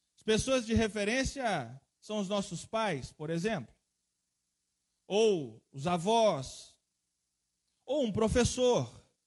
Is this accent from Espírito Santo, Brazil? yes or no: yes; Guarapari, Espírito Santo, Brazil; also born or lived in Setiba, Guarapari; Eu mesmo fui criado ali na Rua da Marinha, no Itapebu Sul